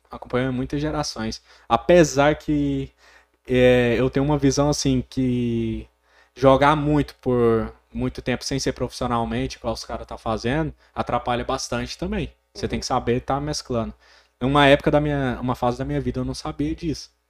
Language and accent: Portuguese; Porangatu, Goiás, Brazil; also born or lived in Goiânia / Gurupi; como eu amo essa cidade, tanto é que eu vim embora de Goiânia, eu, eu fui para Gurupi, vim embora para Porangatu, falei não, minha cidade é aqui